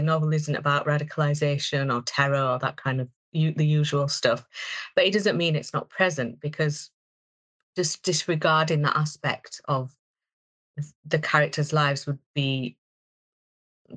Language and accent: English; Bradford, Yorkshire and the Humber, United Kingdom; I'm from Bradford